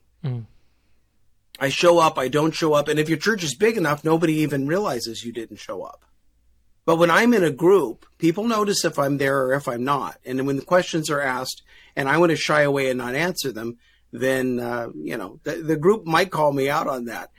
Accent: Kansas, United States; moved away; also born or lived in Missouri / Northern California; I'm from Kansas, and I live in Kansas, but I had 38 years that I lived other places.

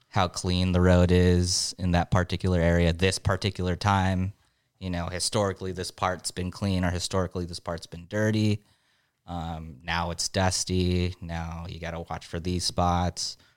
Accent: San Diego, California, United States; I'm from San Diego

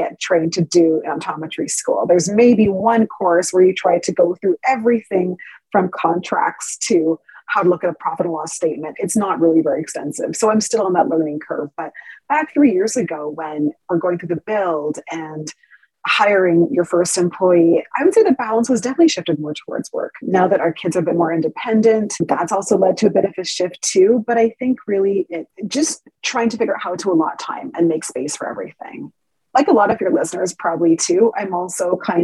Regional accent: Ontario, Canada; moved away as an adult; now in Calgary, Canada; I'm from Ontario originally. Both my husband and I are

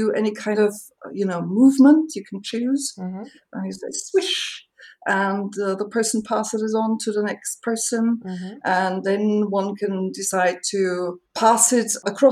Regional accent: Austria; I am from Austria

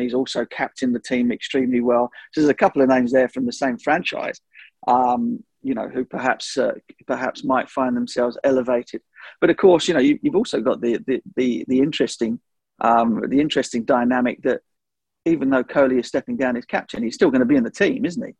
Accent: England, United Kingdom; as an Englishman

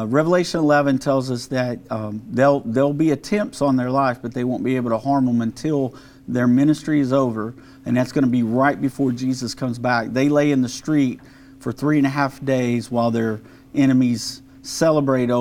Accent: Mesquite, Texas, United States; I'm from Mesquite

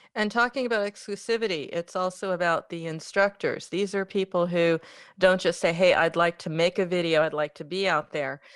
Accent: United States; I'm from America

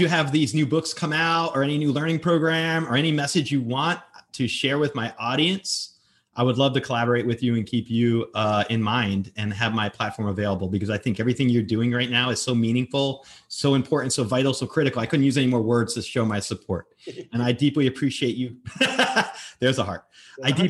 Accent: Northern New Jersey, United States; moved away as an adult; I grew up in Northern New Jersey

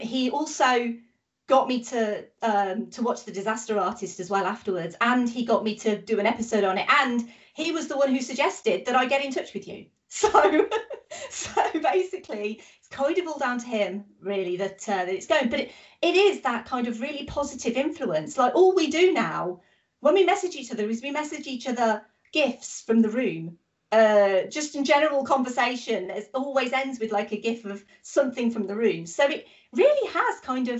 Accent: United Kingdom; I'm British.

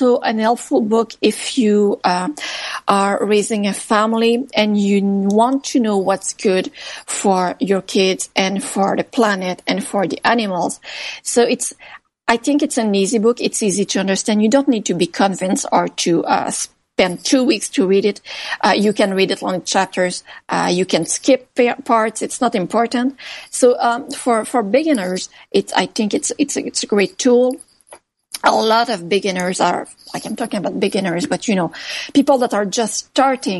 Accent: Canada; I'm really Canadian

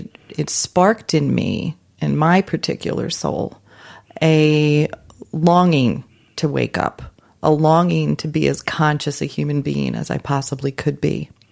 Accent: New York, United States; I consider myself a global citizen. But I'm glad I'm from New York, though.

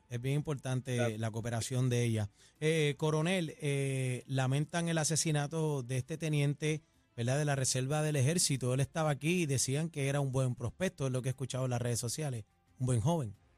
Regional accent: San Juan, Puerto Rico; Yo soy parcelero, de, yo soy de Parcela Falú con mucho orgullo y honra

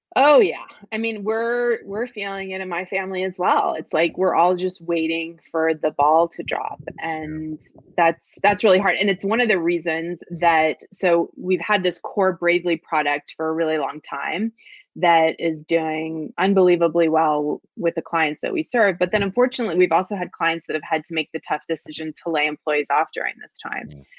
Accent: Florida, United States; now in New York, United States; I was raised in Florida because that's where my dad went to law school, and we stayed there

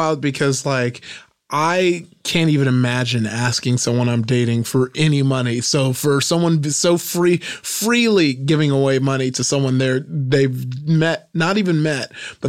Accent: Nigeria; I'm Nigerian.

